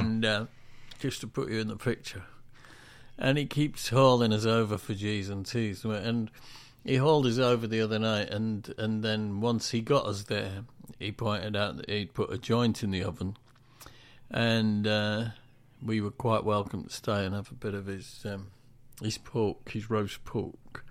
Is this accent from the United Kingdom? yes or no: yes; England, United Kingdom; When I was growing up in the Industrial Revolution, um, it was all about Danish bacon. You used to get adverts on telly for it. You did? In England